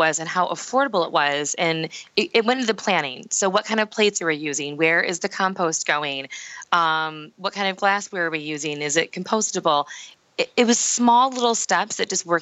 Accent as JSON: {"language": "English", "region": "Michigan", "country": "United States", "tie": "born or raised there", "said": "we work all over the state of Michigan, but my hometown had to be the place where the people understood what I did the best"}